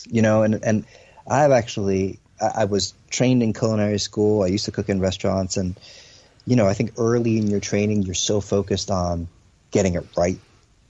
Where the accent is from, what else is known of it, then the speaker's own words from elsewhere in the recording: New Jersey, United States; I was born and raised in New Jersey, but my folks came from China, from Hong Kong